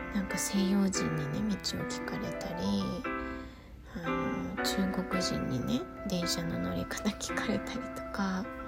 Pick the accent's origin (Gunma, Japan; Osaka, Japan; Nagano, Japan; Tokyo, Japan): Gunma, Japan; moved away as an adult; ほとんど二十歳まで群馬にいましたけど出てからはねあんまり行かないですね